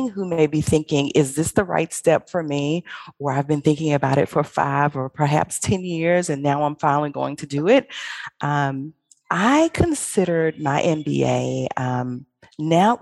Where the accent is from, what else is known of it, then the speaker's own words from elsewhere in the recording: Birmingham, Alabama, United States; I'm from Birmingham, Alabama. I graduated from Ramsey High School